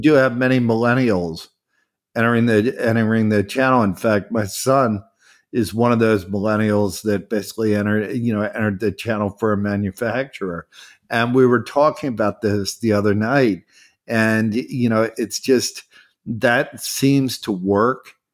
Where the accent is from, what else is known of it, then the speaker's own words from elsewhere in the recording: Philadelphia, Pennsylvania, United States; I never moved away from Philadelphia. I grew up in Philadelphia